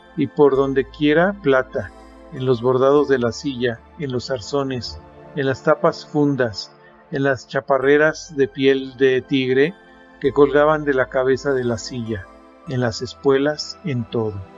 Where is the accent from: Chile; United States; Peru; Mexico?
Mexico; soy mexicano, tengo 54 años y vivo en la ciudad de Toluca, México